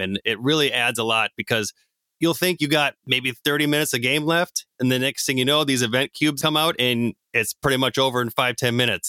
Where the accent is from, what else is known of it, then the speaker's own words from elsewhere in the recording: Minneapolis–Saint Paul, Minnesota, United States; I am from the Twin Cities, much like Mark and Jake